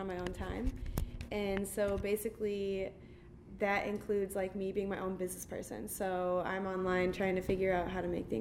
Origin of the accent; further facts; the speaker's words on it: Michigan, United States; moved away as an adult; now in Chicago, United States; I'm from Michigan originally, and then I came to Chicago about 3.5 years ago